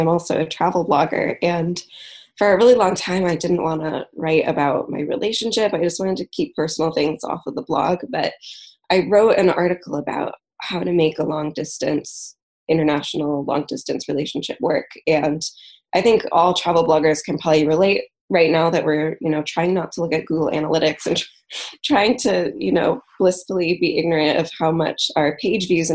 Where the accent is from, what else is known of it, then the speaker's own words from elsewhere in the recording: Michigan, United States; moved away as an adult; also born or lived in England; I'm living back in Michigan, which is where I'm originally from